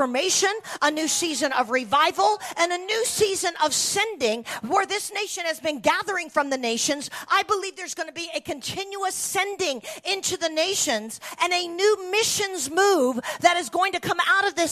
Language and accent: English; United States; as an American